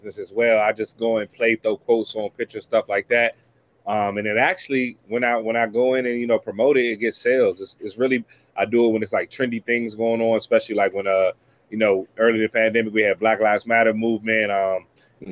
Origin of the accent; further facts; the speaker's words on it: Washington, District of Columbia, United States; I'm born and raised in Washington, D.C.